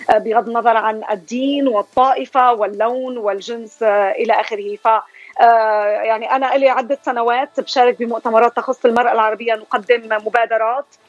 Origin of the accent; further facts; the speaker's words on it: Syria; moved away as an adult; now in Columbus, United States; أنا من سوريا آه، مقيمة في أمريكا في الولايات المتحدة لي هون 23 سنة